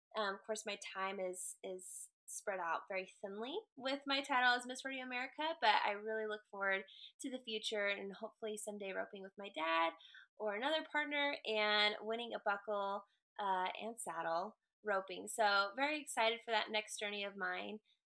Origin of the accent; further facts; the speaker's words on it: Wellington, Colorado, United States; I am from Wellington, Colorado. I grew up on my family's ranch here and just practically grew up in the saddle.